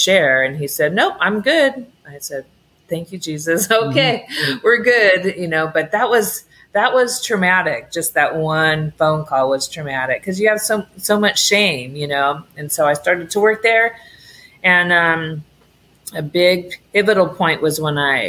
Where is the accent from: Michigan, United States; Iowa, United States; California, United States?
California, United States; moved away as an adult; also born or lived in Oregon; I'm from Cali